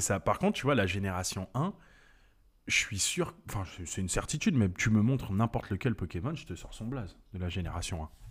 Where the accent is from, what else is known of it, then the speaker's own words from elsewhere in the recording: French Guiana; je suis né en Guyane